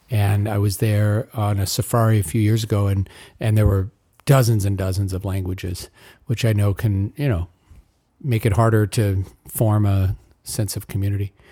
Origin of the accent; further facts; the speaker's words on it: Rwanda; first language Kinyarwanda; English is a second language; Started with Kinyarwanda, my mother tongue. And how I know there's lots of languages in Rwanda.